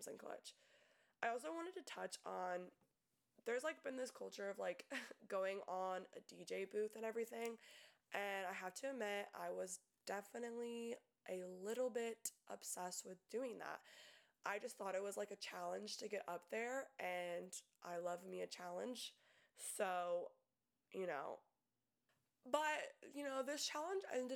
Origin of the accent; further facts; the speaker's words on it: Tampa, Florida, United States; I'm from Tampa, and us Tampa girls